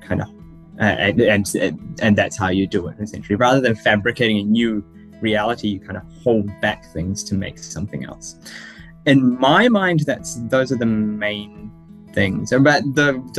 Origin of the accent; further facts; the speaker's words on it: New Zealand; I was born in New Zealand